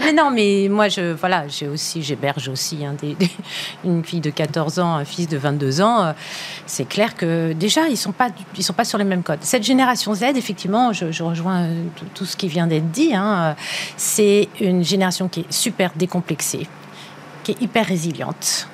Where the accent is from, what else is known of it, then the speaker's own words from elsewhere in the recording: France; chez nous en France